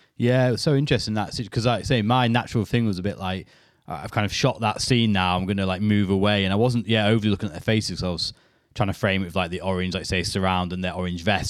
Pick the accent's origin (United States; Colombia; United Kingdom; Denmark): United Kingdom; being British